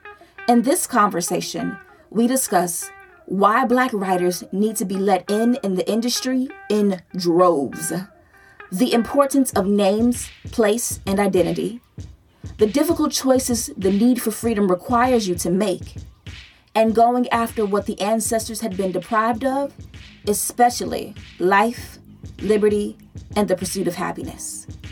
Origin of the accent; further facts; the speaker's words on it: Chicago, Illinois, United States; I'm from Chicago